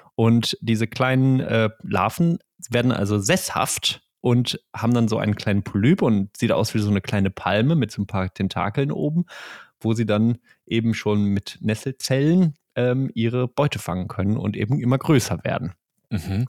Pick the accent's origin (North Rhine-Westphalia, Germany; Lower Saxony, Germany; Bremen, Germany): North Rhine-Westphalia, Germany; Ruhr area; ein Kind des Ruhrgebiets wie wir.